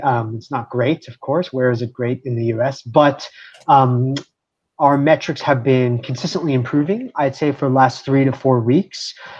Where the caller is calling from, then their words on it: Denver, Colorado, United States; I'm calling from Denver, Colorado. That's where I live, and I've been here for the last 4 years.